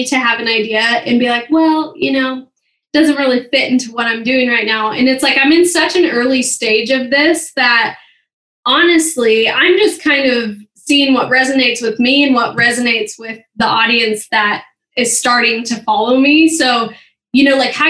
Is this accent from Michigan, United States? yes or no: no; St. Helens, Oregon, United States; moved away as an adult; also born or lived in Memphis, Tennessee / Portland, Oregon; now in Utah, United States; I grew up in, I say Portland, Oregon, but it's called St. Helens